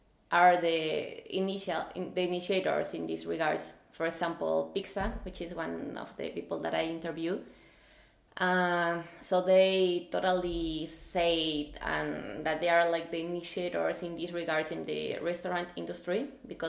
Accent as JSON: {"language": "English", "region": "Mexico City", "country": "Mexico", "moved": "as an adult", "lives_now": "Denmark", "said": "I am from Mexico City, and I came to Denmark"}